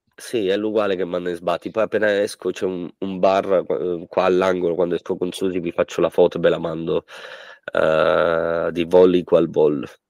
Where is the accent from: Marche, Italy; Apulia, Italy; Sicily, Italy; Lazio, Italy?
Sicily, Italy; moved away; andiamo in Sicilia, al mio paese